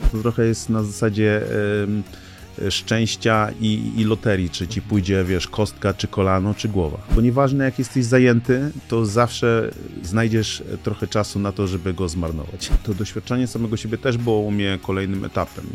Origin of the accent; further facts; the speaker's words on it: Gdańsk, Pomeranian Voivodeship, Poland; pochodzę z Nigerii, tutaj się urodziłem, tutaj się wychowałem